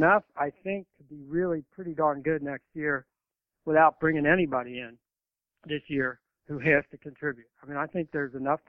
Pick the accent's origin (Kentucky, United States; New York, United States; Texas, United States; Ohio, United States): Kentucky, United States; growing up in Kentucky